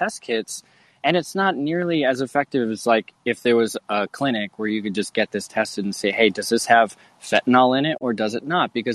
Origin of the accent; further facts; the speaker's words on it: Maine, United States; I grew up in Maine